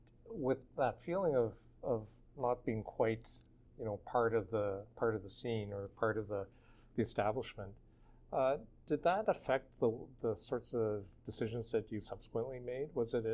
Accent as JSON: {"language": "English", "region": "Nova Scotia", "country": "Canada", "tie": "born or raised there", "said": "I grew up in Nova Scotia, and there were many M's, McDonald's and McNeil's"}